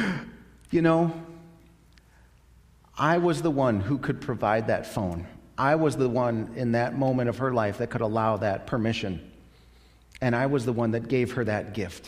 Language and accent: English; United States; I'm an American